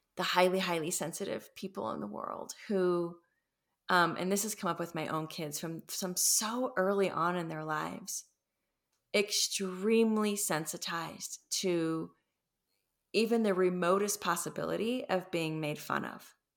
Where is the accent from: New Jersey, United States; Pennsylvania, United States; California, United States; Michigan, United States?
California, United States; Los Angeles; I come from Los Angeles